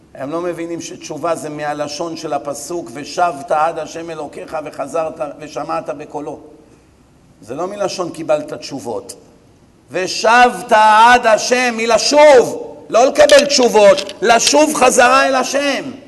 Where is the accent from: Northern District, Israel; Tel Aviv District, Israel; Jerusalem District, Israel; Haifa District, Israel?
Tel Aviv District, Israel; Bat Yam; אני גדלתי פה, אני מכיר את העיר